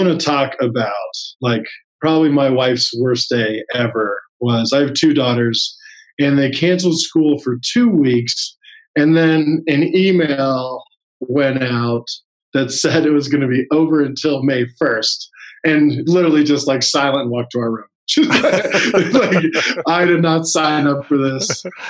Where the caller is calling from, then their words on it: Salt Lake City, Utah, United States; Salt Lake City, Utah.